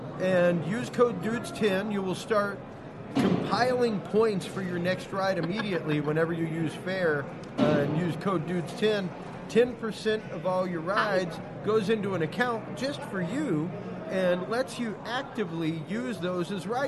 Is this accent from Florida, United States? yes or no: no; Houston, Texas, United States; Oh, God. I'm from Texas, man.